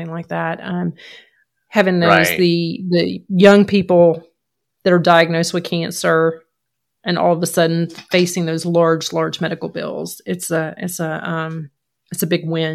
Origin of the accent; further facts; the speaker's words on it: Georgia, United States; moved away as an adult; also born or lived in Maine; I was born and raised in Georgia